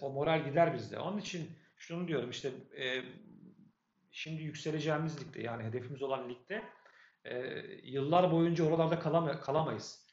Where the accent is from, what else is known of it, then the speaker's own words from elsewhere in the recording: Sakarya, Turkey; Sakaryalıyız biz